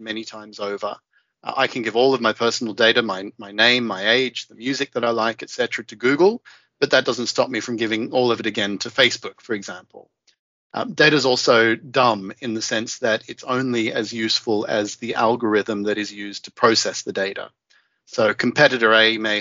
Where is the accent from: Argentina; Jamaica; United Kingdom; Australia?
Australia; moved away; as an Australian